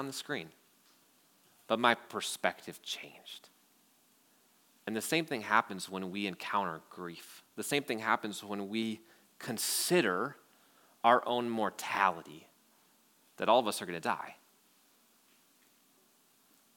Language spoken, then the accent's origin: English; Wausau, Wisconsin, United States; I grew up in Wausau